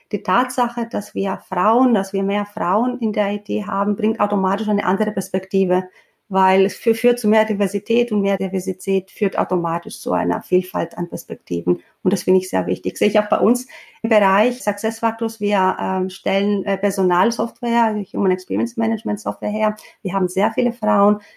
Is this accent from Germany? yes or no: no; Greece; moved away; Ich bin tatsächlich in Griechenland aufgewachsen